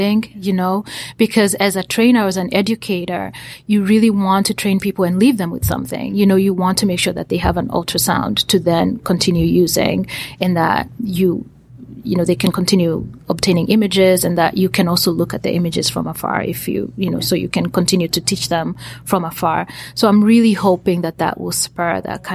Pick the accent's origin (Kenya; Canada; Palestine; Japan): Kenya; now in United States; most of my activities are located in Kenya, where I am from. I'm Kenyan